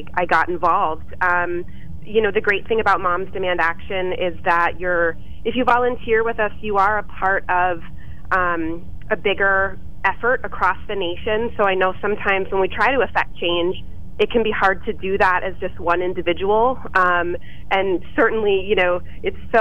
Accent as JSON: {"language": "English", "town": "Highlands Ranch", "region": "Colorado", "country": "United States", "tie": "born or raised there", "moved": "yes", "lives_now": "Lewisburg, United States", "said": "I grew up in Highlands Ranch, Colorado, which is an area just right outside, technically part of Littleton"}